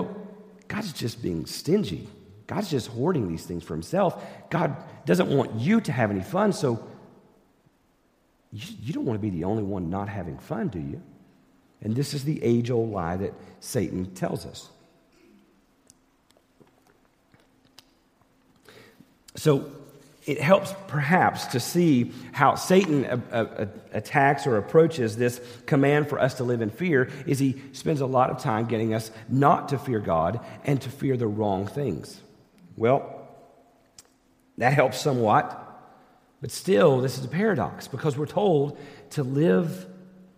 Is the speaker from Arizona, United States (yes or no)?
no; East Tennessee, United States; I grew up in East Tennessee, and I grew up going fishing in the rivers of East Tennessee with my dad